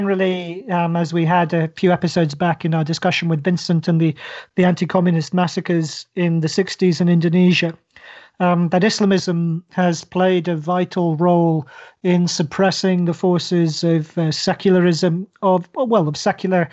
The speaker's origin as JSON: {"language": "English", "country": "Oman", "tie": "born or raised there", "moved": "yes", "said": "I grew up in Oman"}